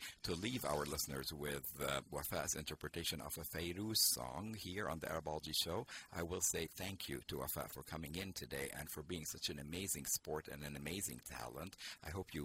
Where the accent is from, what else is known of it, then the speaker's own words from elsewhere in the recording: Jordan; also born or lived in Lebanon; now in United States; my childhood in Lebanon to growing up in Jordan and coming to the United States